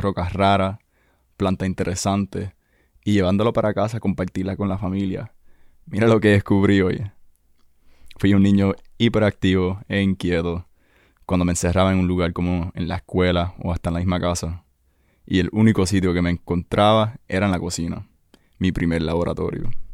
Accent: Washington, United States; also born or lived in Ceiba, Puerto Rico / Guaynabo, Puerto Rico; now in Puerto Rico; Nací aquí en Puerto Rico y crecí mis primeros años en Ceiba y Guaynabo. A los siete años me mudé a los Estados Unidos debido al trabajo de papi donde la mayoría de mis años adolescentes los pasé en el estado de Washington.

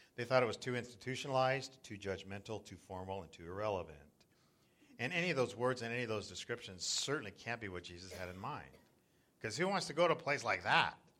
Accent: Southern California, United States; moved away as an adult; also born or lived in South Florida; now in Northern California, United States; I grew up in Southern California and we used to body surf um, Laguna and, and Newport

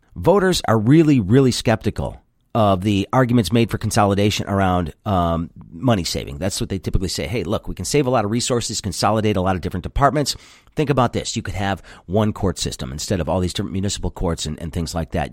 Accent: Grosse Pointe, Michigan, United States; I grew up in Grosse Pointe

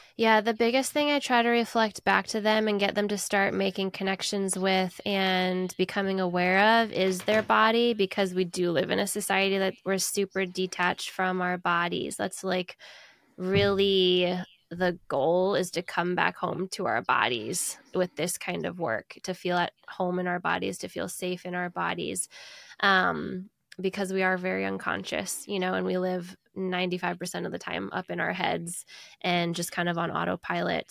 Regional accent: United States; I'm an American

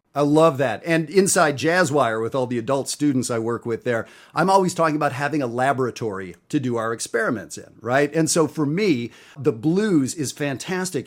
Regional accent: Canada; I'm Canadian

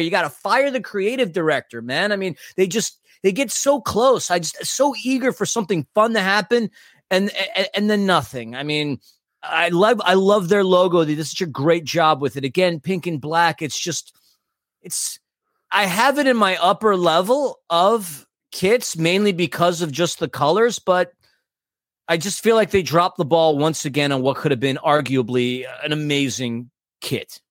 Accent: New York City, New York, United States; also born or lived in Germany; now in Los Angeles, United States; I am from New York City

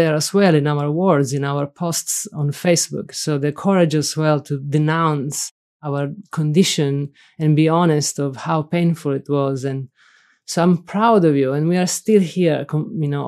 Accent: Sicily, Italy; English is a second language; moved away as an adult; also born or lived in Rome, Italy; now in Berkeley, United States; I'm from Sicily. And for me, when you ask me where is home, it's Sicily.

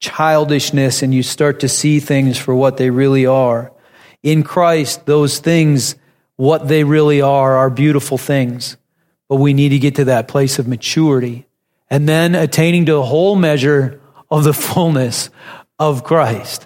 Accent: North Dakota, United States; I grew up in North Dakota, farming families.

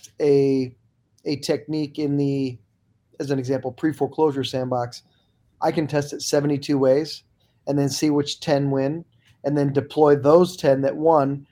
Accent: St. Louis, Missouri, United States; in my hometown of St. Louis

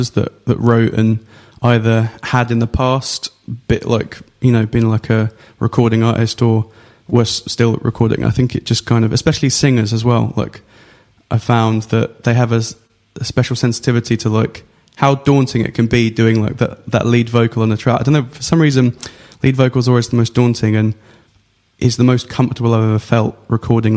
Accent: Essex, East of England, United Kingdom; I grew up in Essex

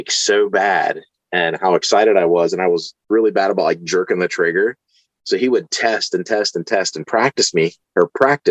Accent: Newark, West Virginia, United States; I actually grew up just like 10 minutes from where I live. Okay. Right down in Newark. It's about 25 minutes out of Parkersburg.

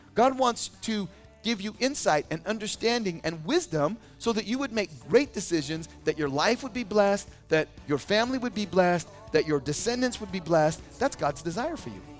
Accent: California, United States; also born or lived in Boise, Idaho; now in Idaho, United States; I lived in Idaho as a kid. I was born in Boise, and then I moved to California in first grade

